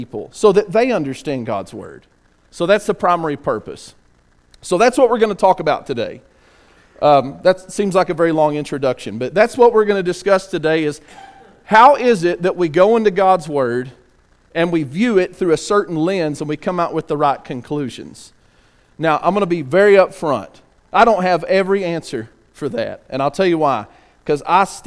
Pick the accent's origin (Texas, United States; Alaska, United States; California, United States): Texas, United States; West; I'm from West Texas too